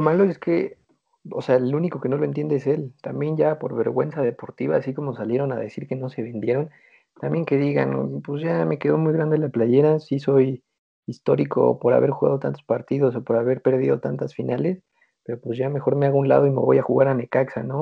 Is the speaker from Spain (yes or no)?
no; Mexico; mi país